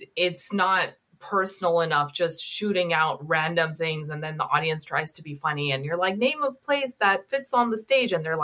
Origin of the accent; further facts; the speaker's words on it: Pakistan; born there; I was born in Pakistan in this disputed area. It was in between Pakistan and India.